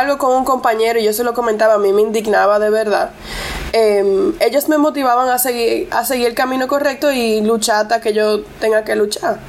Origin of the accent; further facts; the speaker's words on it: Costámbar, Puerto Plata, Dominican Republic; first language English; Spanish is a second language; yo me crié en Costámbara, en Puerto Plata